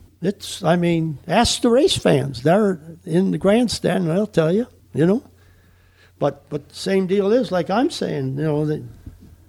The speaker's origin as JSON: {"language": "English", "region": "Wisconsin", "country": "United States", "tie": "born or raised there", "moved": "yes", "said": "I grew up racing in Wisconsin"}